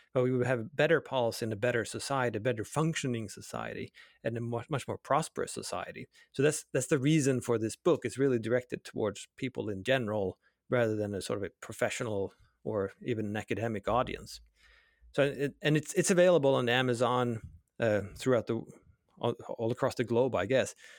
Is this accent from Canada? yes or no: no; Sweden; I grew up in Sweden